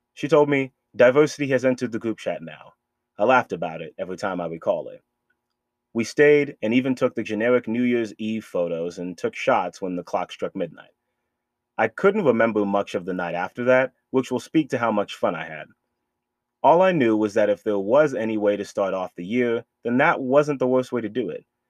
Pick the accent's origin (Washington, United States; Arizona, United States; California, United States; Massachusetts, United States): Massachusetts, United States; Boston; moved away; my hometown of Boston, Massachusetts